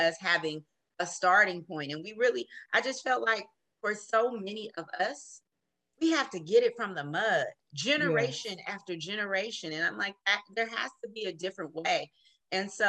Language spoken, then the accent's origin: English; Oakland, California, United States; moved away as an adult; now in San Joaquin County, United States; I am from Oakland, born and raised in Oakland